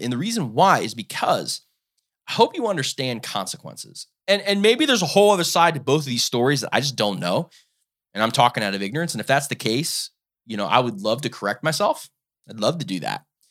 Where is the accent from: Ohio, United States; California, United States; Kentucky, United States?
Ohio, United States; I live in Ohio. I'm from Ohio